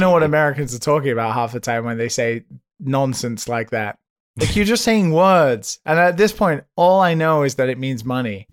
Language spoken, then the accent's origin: English; United Kingdom; now in Japan; being a British citizen under the jurisdiction of Brexit, yet living on the other side of the planet